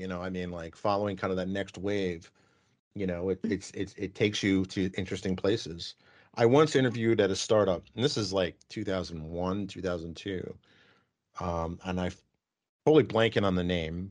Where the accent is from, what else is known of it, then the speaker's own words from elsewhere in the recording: New York, United States; moved away; grew up in New York